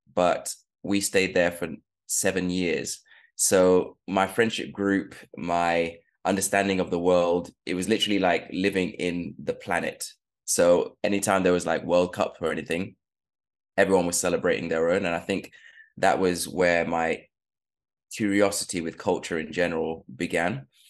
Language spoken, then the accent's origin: English; United Kingdom; also born or lived in Sierra Leone; I was born in 1985 and we moved to UK when my mum was doing her PhD. And that was about 1990